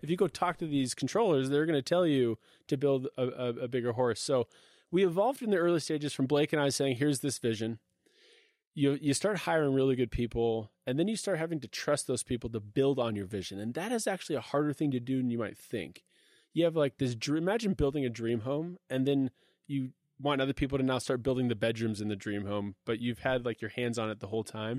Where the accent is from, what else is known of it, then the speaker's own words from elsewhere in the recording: Redmond, Washington, United States; I grew up in Seattle, uh, literally in Redmond, uh, Microsoft country